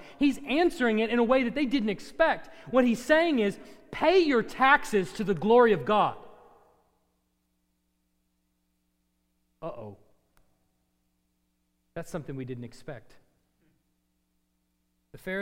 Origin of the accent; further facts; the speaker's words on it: United States; also born or lived in Texas; as an American